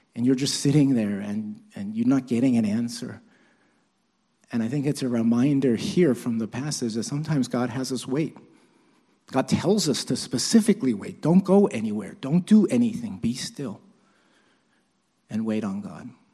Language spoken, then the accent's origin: English; New York City, New York, United States; I'm Chinese, although my parents were born in Korea, but, uh, but, and I was born in Brooklyn, actually.